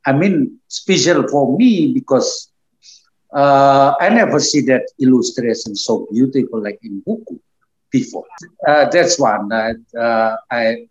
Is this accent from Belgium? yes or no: no; Java, Indonesia; moved away as an adult; also born or lived in Yogyakarta, Indonesia; now in Australia; I grew up in Jawa